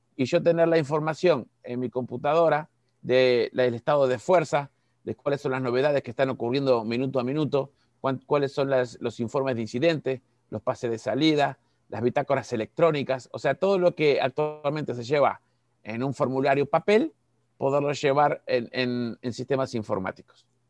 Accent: Uruguay; moved away as an adult; now in Cancún, Mexico; soy uruguayo, parezco argentino, pero soy uruguayo

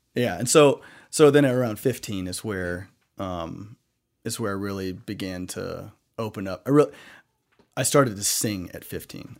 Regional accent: the Bible Belt, the South, United States; when I grew up in the Bible Belt

